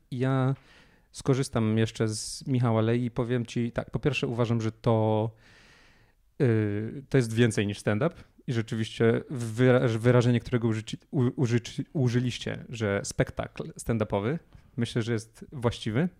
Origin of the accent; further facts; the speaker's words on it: Poland; mówimy tym samym językiem, urodziliśmy się w tym samym kraju